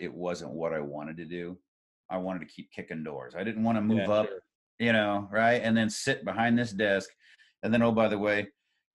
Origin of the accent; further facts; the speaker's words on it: Columbus, Indiana, United States; I grew up in Columbus, Indiana